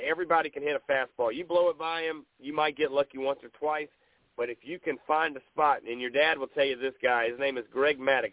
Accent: Myrtle Beach, South Carolina, United States; I grew up up in Myrtle Beach

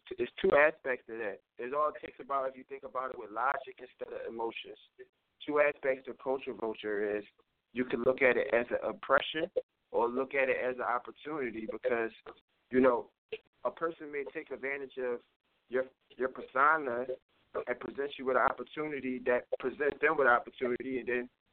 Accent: Philadelphia, Pennsylvania, United States; now in New Jersey, United States; I'm from Philly. I'm from 28th Street. I tell people, you know, my neighborhood is big.

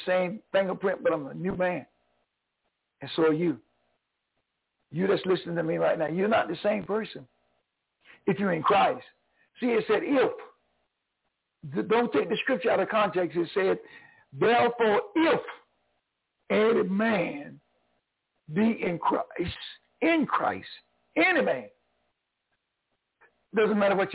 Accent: North Carolina, United States; moved away; also born or lived in New York; I'm originally from North Carolina. I'm a Tar Heel

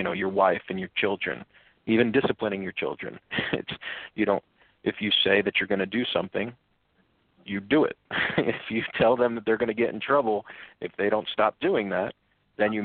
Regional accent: Pines Lake, New Jersey, United States; We grew up in Pines Lake, which was a very nice area

